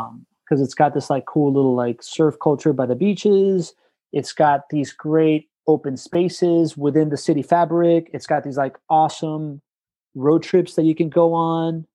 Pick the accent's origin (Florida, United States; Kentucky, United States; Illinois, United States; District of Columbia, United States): Florida, United States; Miami; growing up in Miami, I went to like I was like I was you know I'm Hispanic, I was raised Catholic